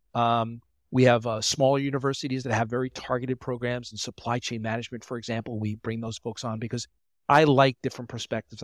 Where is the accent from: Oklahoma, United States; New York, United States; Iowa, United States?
New York, United States; Long Island; also born or lived in Delaware / Philadelphia; I'm from New York on Long Island